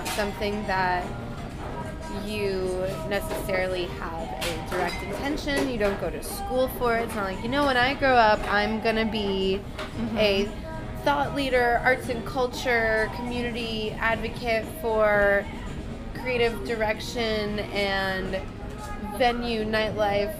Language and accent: English; Ontario, New York, United States; now in New York City, United States; I'm from Ontario, New York. It's a small town